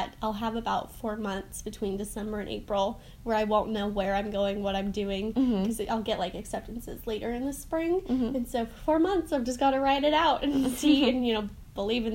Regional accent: Orlando, Florida, United States; I'm from Orlando, Florida.

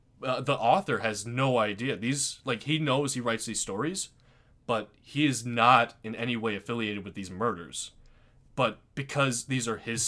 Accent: Aurora, Illinois, United States; We are from Aurora, Illinois. We've lived here our whole lives

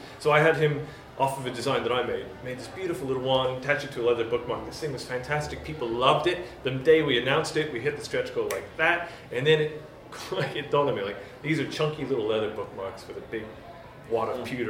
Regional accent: United States; moved away; I'm from the States originally. I've been over here 10 years, so the connection is tenuous.

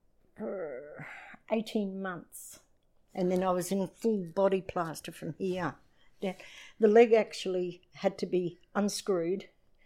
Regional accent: Edinburgh, Scotland, United Kingdom; born there; I was born in Leith, Edinburgh, Scotland, 1953.

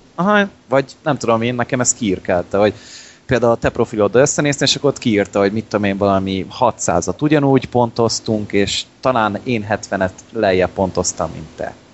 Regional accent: Hungary; nem oroszok vagyunk, magyarok

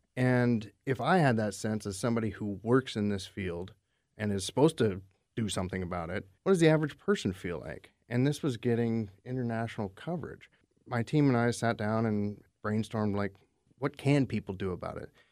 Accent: Alaska, United States; moved away as an adult; also born or lived in Bay Area, California; now in Puget Sound, United States; I grew up in Alaska, and then I spent summers in the Bay Area, California. I moved here about seven years ago

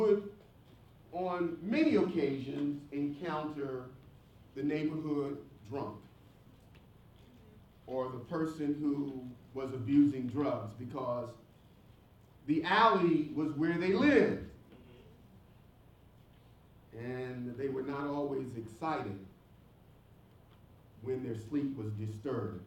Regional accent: Philadelphia, Pennsylvania, United States; When I grew up in North Philadelphia, there were lots of alleyways.

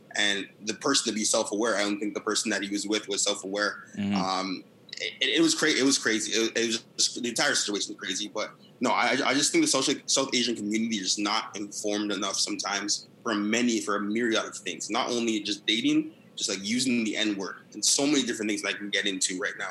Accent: Brampton, Ontario, Canada; I'm from Brampton

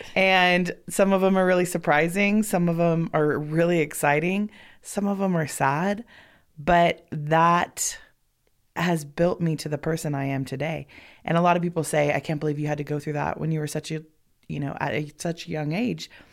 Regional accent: Los Angeles, California, United States; moved away as an adult; also born or lived in Bend, Oregon; now in Sparks, United States; born and raised in Los Angeles

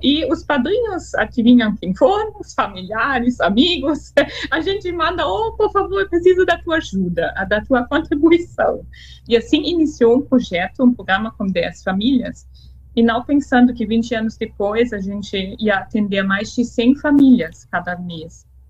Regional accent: Freiburg, Germany; Portuguese is a second language; moved away as an adult; now in Brazil; Eu nasci em Freiburg, no norte da Alemanha

